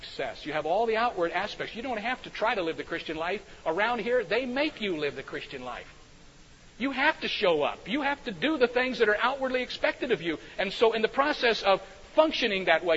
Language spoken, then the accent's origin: English; Cedarville, Ohio, United States; I grew up in Cedarville, Ohio, because my father was the president of Cedarville College